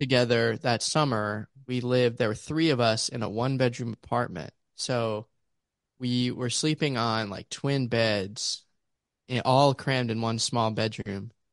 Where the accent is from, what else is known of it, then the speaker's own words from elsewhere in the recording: Pittsburgh, Pennsylvania, United States; also born or lived in Ames, Iowa / Lamoni, Iowa; now in Houston, United States; originally from Pittsburgh, Pennsylvania